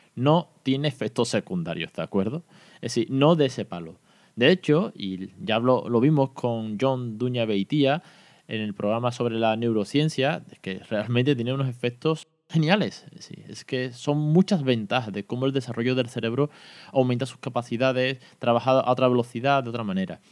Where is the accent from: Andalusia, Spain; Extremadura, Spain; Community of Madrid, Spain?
Andalusia, Spain; en Andalucía también tenemos nuestro propio dialecto y también somos bilingües